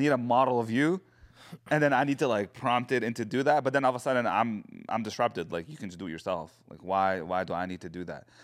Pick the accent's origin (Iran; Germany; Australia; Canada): Canada; Edmonton, Alberta; we're from Edmonton